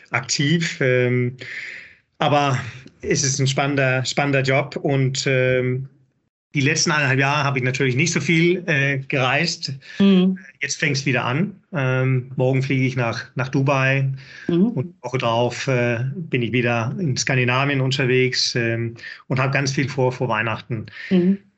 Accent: Denmark; German is a second language; now in Hamburg, Germany; bin Däne, hört man sicherlich. Einige Wörter

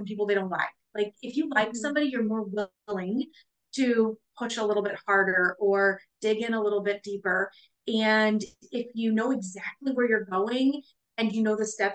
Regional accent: Midwest, United States; we're from the Midwest.

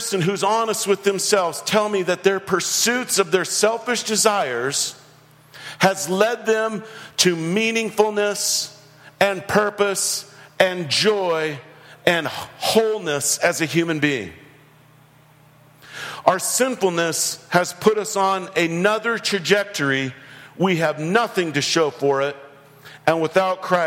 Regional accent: United States

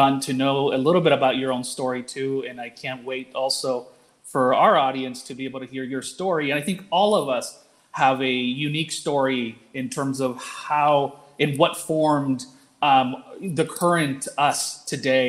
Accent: Roaring Fork Valley, Colorado, United States; English is a second language; I grew up in the Roaring Fork Valley. I am first generation American. I learned English as a second language

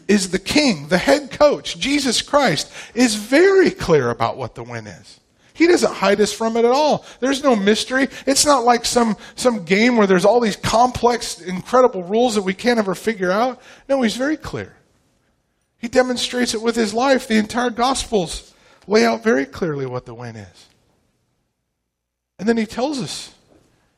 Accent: Pacific Northwest, United States; moved away as an adult; now in Tomball, Texas, United States; I grew up in the Pacific Northwest

